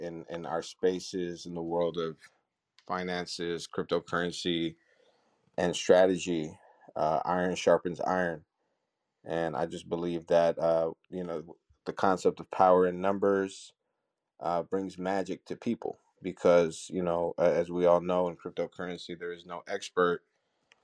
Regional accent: United States; growing up in America

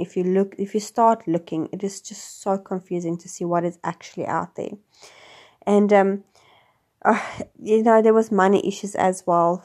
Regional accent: South Africa; moved away as an adult; also born or lived in Wellington, New Zealand; now in New Zealand; I'm originally from South Africa, and I have been living in New Zealand for the last six years

